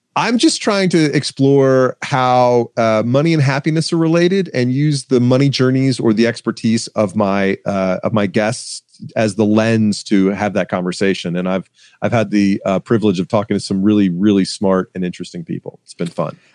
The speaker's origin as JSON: {"language": "English", "town": "Atlanta", "region": "Georgia", "country": "United States", "said": "I'm from Atlanta. I live in Atlanta"}